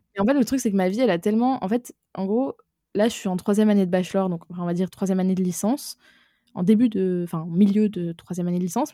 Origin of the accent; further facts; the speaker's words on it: Aix-en-Provence, Provence-Alpes-Côte d'Azur, France; also born or lived in Lyon; j'ai grandi à Aix-en-Provence